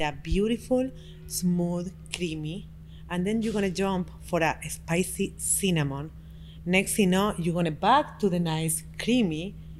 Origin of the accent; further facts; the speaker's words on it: Montevideo, Uruguay; English is a second language; now in United States; I'm from Uruguay. I just born in Montevideo. Uruguay is a very small country in South America. Only 3 million people live over there, and I'm here. Now it's less people. My background is from my mom from Russia and Germany